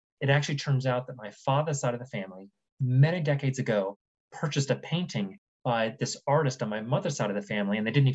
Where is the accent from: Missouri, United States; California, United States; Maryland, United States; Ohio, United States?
Ohio, United States; Columbus; moved away; also born or lived in New York; I moved back to Columbus, Ohio, which is where my mom lives and which is where I grew up from